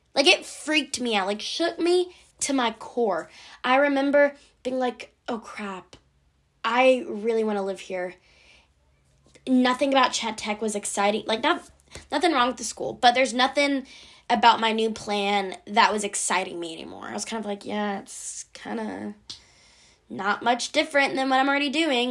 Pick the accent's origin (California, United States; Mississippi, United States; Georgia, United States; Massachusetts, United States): Georgia, United States; near Atlanta; I live near Atlanta, but it's not a town.